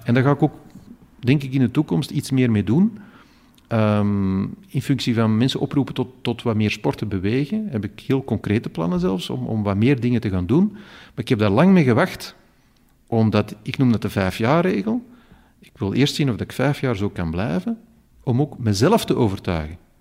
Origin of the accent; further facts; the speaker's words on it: Flanders, Belgium; hier bij ons in Vlaanderen